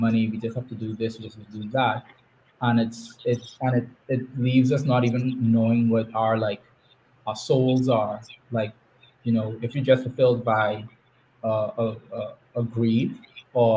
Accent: Grand Bahama, Bahamas; my experiences growing up in the Bahamas

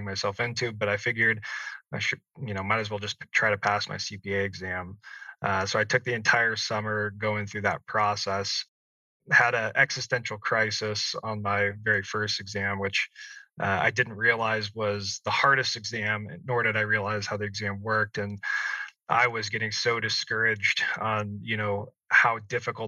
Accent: Salem, Oregon, United States; moved away as an adult; also born or lived in San Diego, California; I grew up in Salem, Oregon

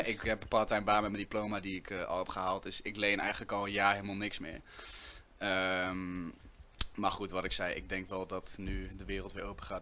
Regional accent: Winterswijk, Gelderland, Netherlands; moved away as an adult; now in Nijmegen, Netherlands; Ik kom oorspronkelijk uit, uh, uit Winterswijk. Ik woon nu 2,5 jaar in Nijmegen

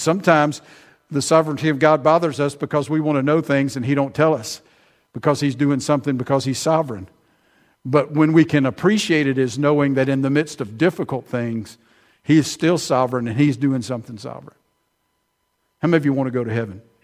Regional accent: Prattville, Alabama, United States; now in Millbrook, United States; I grew up in Prattville, but I hadn't lived there in forty years

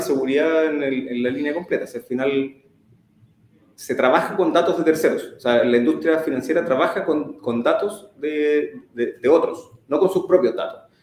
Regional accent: Temuco, Araucanía, Chile; moved away as an adult; now in Santiago, Chile; nací en Temuco hace 34 años ya eh, estudié el colegio allá, me, vine después a los 17

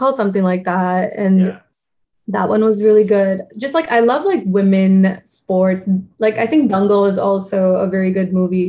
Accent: India; So, like, I'm an Indian citizen, so I can't do much voting or anything.

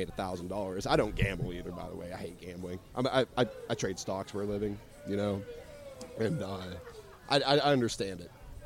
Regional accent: Smithfield, Ohio, United States; moved away as an adult; now in Florida, United States; I'm from Ohio, a small town called Smithfield, and I grew up on a farm.

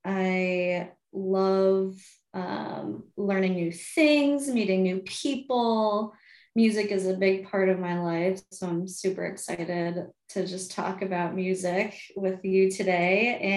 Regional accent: New York, United States; now in Madison, United States; I hail from New York originally, the suburbs

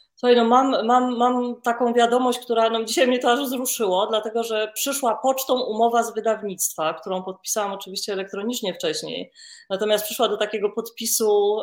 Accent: Warsaw, Masovian Voivodeship, Poland; ja jestem panienką z Warszawy, z dobrego domu

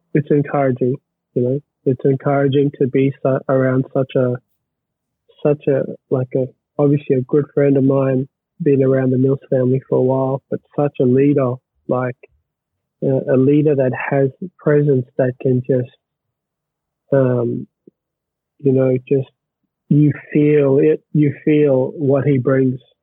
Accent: Australia; being an Australian

